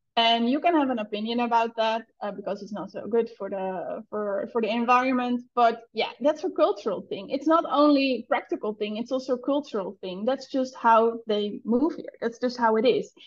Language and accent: English; Netherlands; first language Dutch; English is a second language; moved away as an adult; now in Bali, Indonesia; English is not my first language